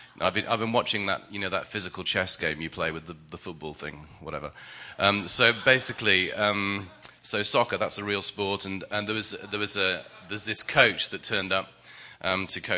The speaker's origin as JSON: {"language": "English", "region": "England", "country": "United Kingdom", "said": "I'm English"}